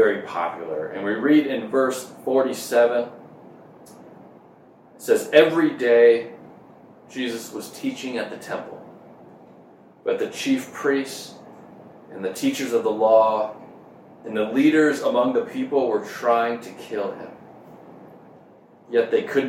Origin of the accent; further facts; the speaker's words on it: Minnesota, United States; moved away; growing up in Minnesota, which is where I grew up in the Midwest